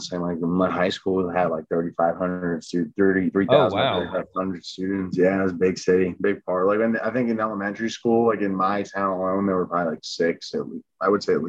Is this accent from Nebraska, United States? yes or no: no; Pennsylvania, United States; growing up in Pennsylvania was like a lot of like mountains and hills, a lot of hiking. I lived like in an area that was like right along a river. It was like a bunch of trees and bike trails and stuff.